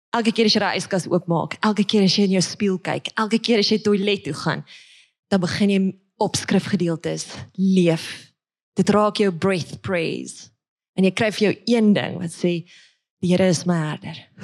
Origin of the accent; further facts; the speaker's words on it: Witbank, Mpumalanga, South Africa; moved away; also born or lived in Pretoria; ek word gebore in Witbank